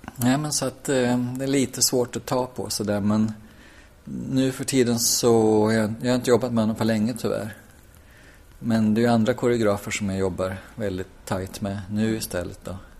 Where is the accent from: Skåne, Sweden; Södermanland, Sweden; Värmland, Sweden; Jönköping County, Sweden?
Värmland, Sweden; Hagfors; also born or lived in Malmö; now in Stockholm, Sweden; Jag är från Hagfors